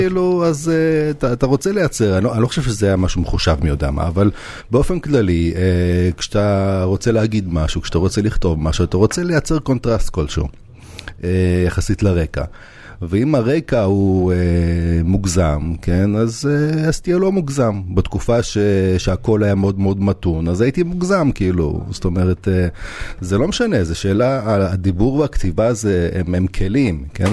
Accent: Jerusalem, Jerusalem District, Israel; also born or lived in Novosibirsk, Russia; אני גדלתי בגילו ועשיתי כמה סיבובים, אבל אפשר להגיד שכל החיים אני בדרום ירושלים

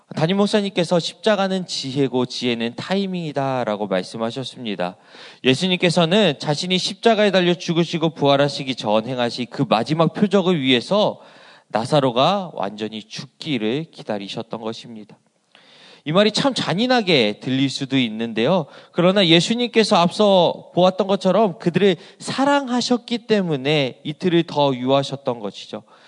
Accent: Asan, South Chungcheong, South Korea; 제 고향은 어, 이 충남 아산이라는 어, 시골 동네였습니다

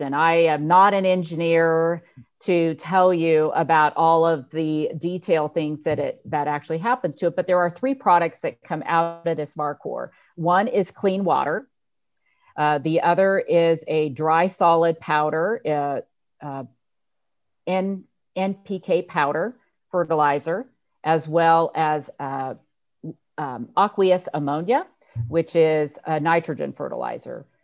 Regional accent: Lake County, Northern California, United States; moved away as an adult; also born or lived in San Luis Obispo, California; now in Indiana, United States; I was born and raised in Northern California, Lake County

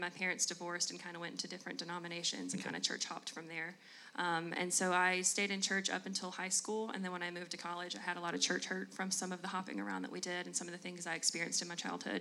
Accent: Jackson, Tennessee, United States; moved away as an adult; also born or lived in Murfreesboro, Tennessee; I'm from West Tennessee, the Jackson area, That's born and raised

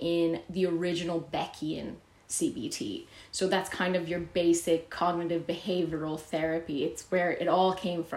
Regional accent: Canada; also born or lived in Vienna; now in Ireland; I was raised in Canada

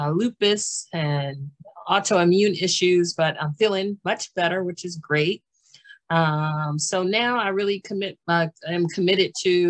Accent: Washington, D.C., District of Columbia, United States; born there; also born or lived in Maryland / Pennsylvania / New Jersey / North Carolina; I was born in Washington, D.C., and I've lived in Maryland and Pennsylvania and New Jersey.

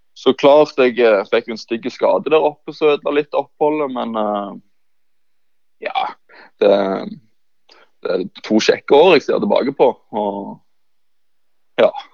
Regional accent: Bryne, Rogaland, Norway; moved away as an adult; also born or lived in Levanger; født og oppvokst på Bryne. Så ja, alltid vært Bryne-gutt

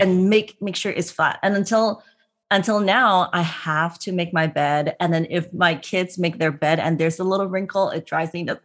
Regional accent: Hong Kong; born or raised there; now in United States

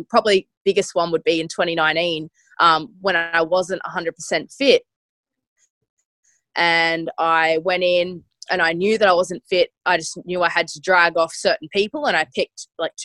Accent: Australia; as an Aussie

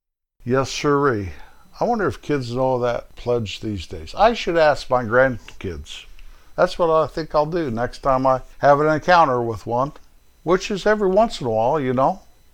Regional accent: Rocky Mountains, northern Colorado, United States; now in Kansas, United States; the little town, 27 miles away from my hometown, up there in the Rocky Mountains of Colorado, northern part of the state.

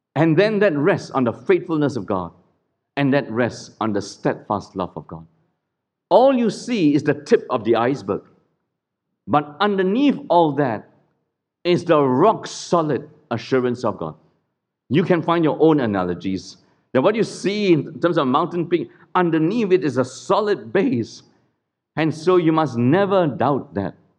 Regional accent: Singapore; Singapore is a clean country, do not be fooled. We are a cleaned country.

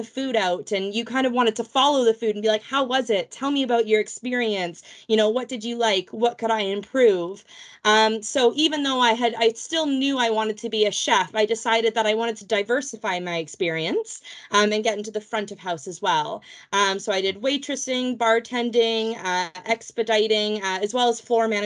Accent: Vancouver, British Columbia, Canada; moved away as an adult; now in England; I am from Vancouver, Canada, originally, as you can hear by my accent. I am not a native Brit

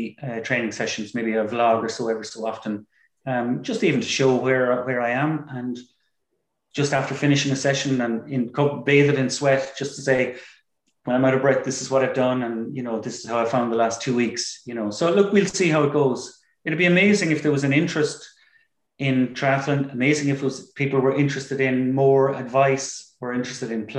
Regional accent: Wexford, Leinster, Ireland; I'm from Wexford

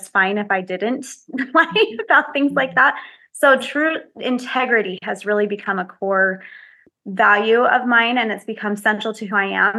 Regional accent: Utah, United States; I was born and raised here in Utah

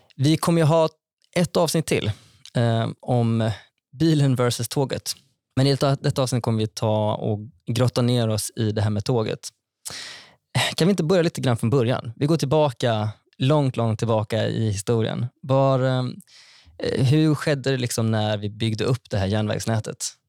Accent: Vara, Västra Götaland, Sweden; also born or lived in Skara; now in Stockholm, Sweden; Jag kommer från Vara i Västra Götaland

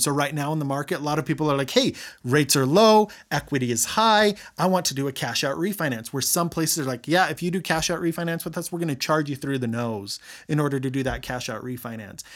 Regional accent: Roy, Utah, United States; I grew up in Roy.

